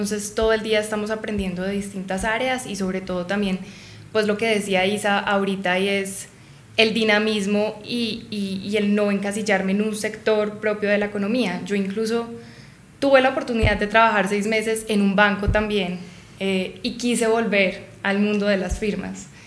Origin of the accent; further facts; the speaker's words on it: Medellín, Antioquia, Colombia; now in Bogotá, Colombia; Yo soy de Medellín, soy paisa. Allá no hay tanta oferta de firmas como lo, lo hay acá o como las hay acá en Bogotá.